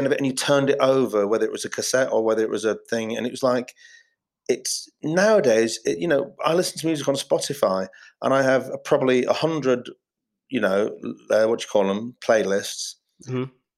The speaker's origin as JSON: {"language": "English", "region": "Yorkshire and the Humber", "country": "United Kingdom", "tie": "born or raised there", "said": "the north, I'm from Yorkshire, and I'm sort of, you know, I was like free dinners kid, so like I've got a bit of a northern chip on my shoulder"}